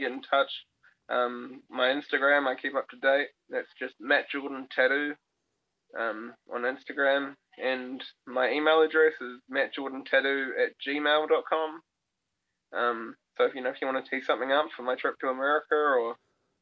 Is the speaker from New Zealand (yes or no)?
yes; New Zealand; I'm from New Zealand